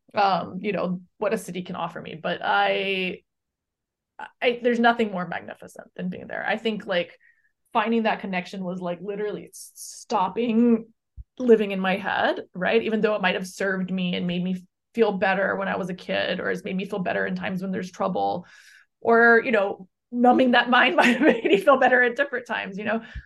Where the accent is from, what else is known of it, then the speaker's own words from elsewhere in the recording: Hawaii, United States; now in Brooklyn, United States; I grew up in Hawaii